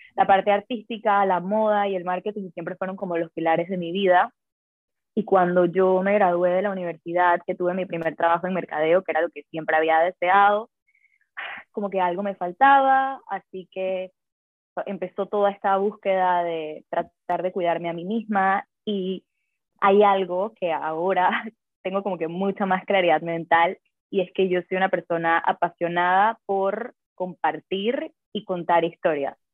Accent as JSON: {"language": "Spanish", "country": "Panama", "said": "soy de Panamá"}